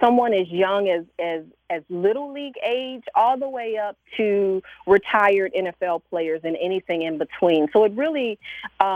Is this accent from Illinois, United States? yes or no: yes; Chicago, Illinois, United States; growing up in Chicago, I grew up a sports fan